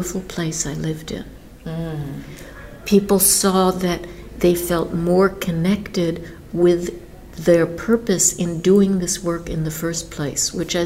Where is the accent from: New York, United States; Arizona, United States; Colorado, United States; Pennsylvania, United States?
New York, United States; I grew up in New York